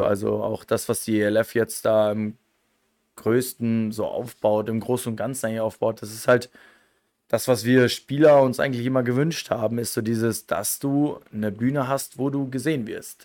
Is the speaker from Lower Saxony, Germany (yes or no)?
yes; near North Rhine-Westphalia, Lower Saxony, Germany; moved away as an adult; also born or lived in Osnabrück; now in Innsbruck, Austria; ich komme aus, aus, aus dem äh, letzten Eck von Niedersachsen Richtung NRW, aus dem schönen Bad La. Ähm, hab ja, wie gesagt, das ist halt ein kleines Dorf